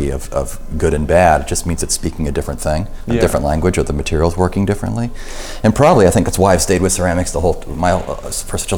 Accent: California, United States; moved away as an adult; also born or lived in Oregon; now in Michigan, United States; it is true that I'm from California, but growing up there, you know, my whole life, I was there.

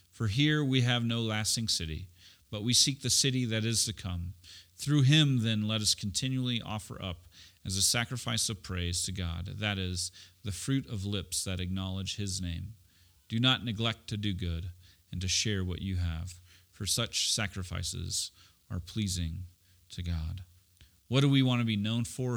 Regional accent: Oklahoma City, Oklahoma, United States; also born or lived in Edmond, Oklahoma / Tulsa, Oklahoma; we moved from Oklahoma City to Tulsa. It was the longest ninety miles of my life, uh, between, uh, my fifth and sixth grade

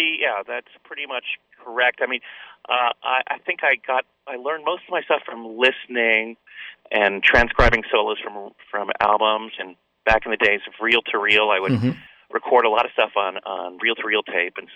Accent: New York City, New York, United States; I grew up in Manhattan.

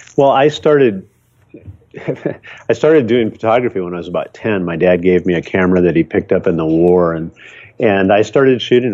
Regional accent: Michigan, United States; now in Seattle, United States; growing up in Michigan

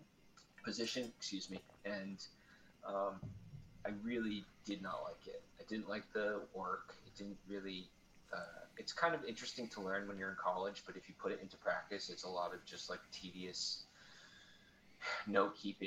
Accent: East Coast, United States; also born or lived in Maine; I grew up on the East Coast

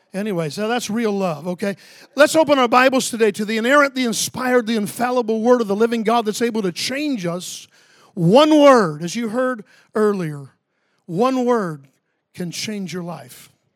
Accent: Ocala, Florida, United States; I grew up near Orlando, but, um, I'm from Ocala, Florida

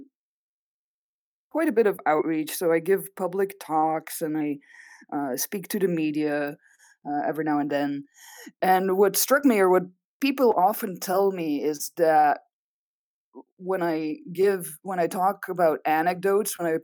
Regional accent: Belgium; first language Dutch; English is a second language; moved away as an adult; now in Arizona, United States; I'm Belgian originally. So if you hear an accent, that's because my mother tongue is Dutch. I did all of my education, including a PhD in Belgium, and then moved to the US afterwards

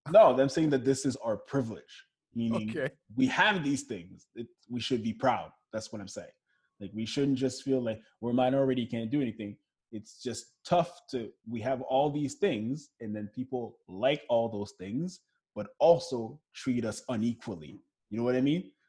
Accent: Montreal, Quebec, Canada; also born or lived in Florida; but that's the thing growing up in Montreal and growing up in Florida is I felt way more connected to my blackness in Florida

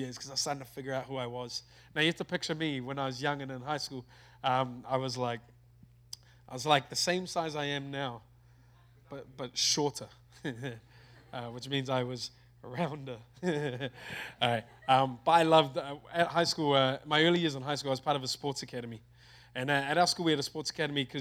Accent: Auckland, New Zealand; I'm from New Zealand. From a place in New Zealand called Auckland. I love my country

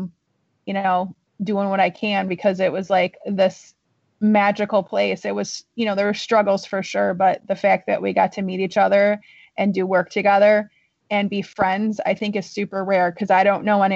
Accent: Orland Park, Illinois, United States; moved away as an adult; now in Sheboygan, United States; I am from Illinois. I spent most of my formative years in the Chicagoland area in a magical little town called Orland Park, which is in the south suburbs

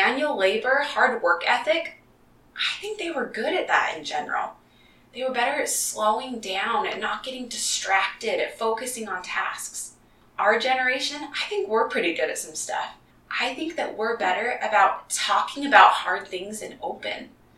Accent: Utah, United States; also born or lived in Kansas / Colorado / Texas / Indiana; I was born in Kansas and I spent some time in Colorado as a really young kid, but I don't remember a lot from that time. Where I remember really developing most of my relationships is in Utah mostly

